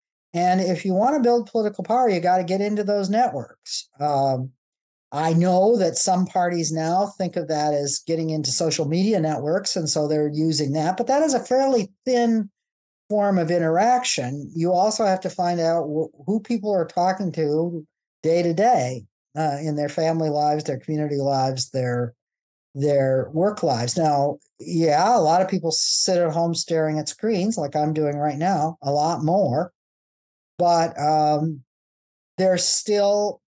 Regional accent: Midwest, United States; I have to emphasize that I'm a football fan, that I come from the Midwest, that I grew up a Methodist

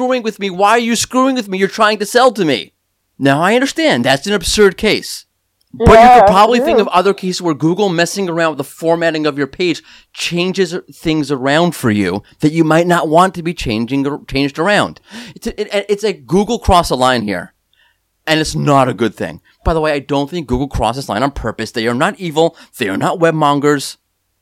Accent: New York, United States; I'm angry New Yorker

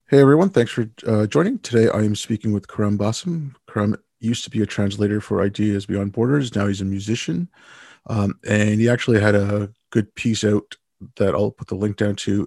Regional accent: Canada; also born or lived in India; my family moved to Canada when I was six. We moved here from India

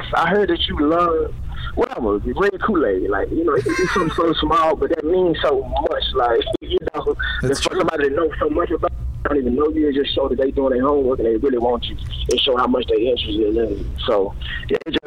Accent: Tennessee, United States; moved away as an adult; I'm from Tennessee, and I'm the number one player coming out of the state

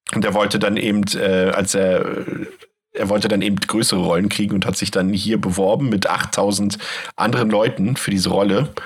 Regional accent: Germany; ich bin ja noch in der DDR geboren

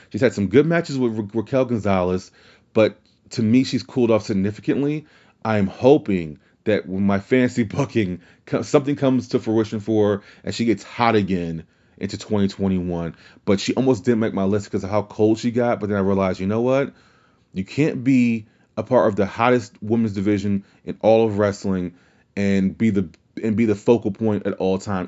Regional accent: New Orleans, Louisiana, United States; I'm from New Orleans.

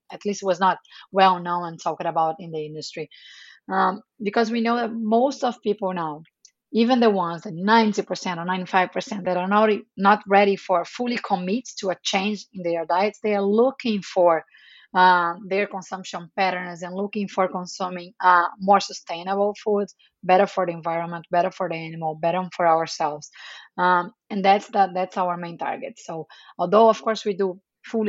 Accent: Rio de Janeiro, Brazil; moved away as an adult; also born or lived in Atlanta, United States / Santiago, Chile; now in New York, United States; I'm Brazilian. I was born in Brazil, raised in Rio de Janeiro.

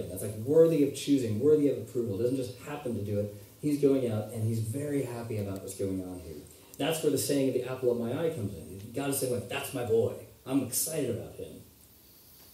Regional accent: United States

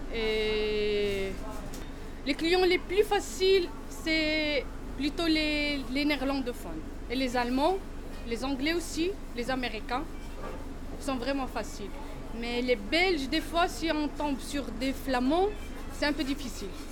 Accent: Morocco; now in Belgium; Je suis marocaine

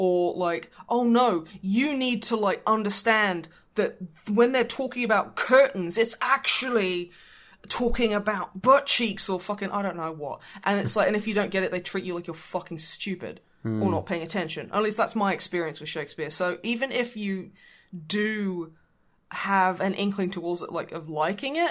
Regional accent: Australia; now in United Kingdom; as an Australian

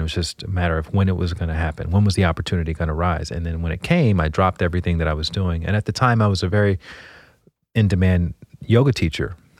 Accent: Montgomery, Alabama, United States; moved away as an adult; also born or lived in Washington, D.C.; I grew up in Montgomery, Alabama

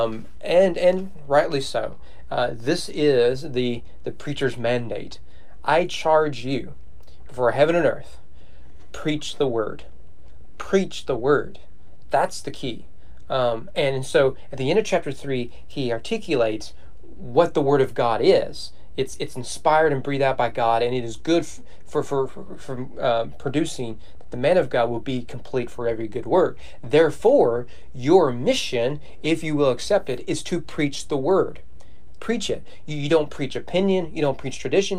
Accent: Owen County, Kentucky, United States; I'm from Owen County

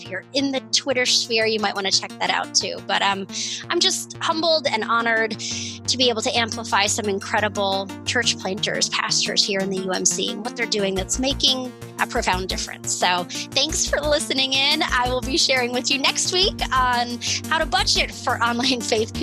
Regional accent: Virginia, United States; Virginia, my home state

